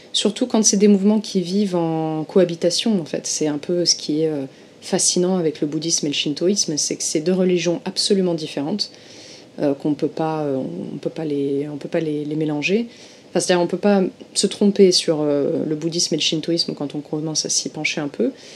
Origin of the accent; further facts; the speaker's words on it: Marseille, Provence-Alpes-Côte d'Azur, France; moved away as an adult; now in Tokyo, Japan; je viens du sud de la France à l'origine, je viens de Marseille